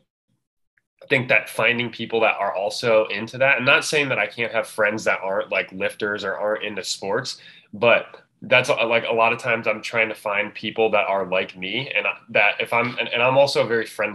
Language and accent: English; Illinois, United States; I'm from Illinois. I'm from a suburb.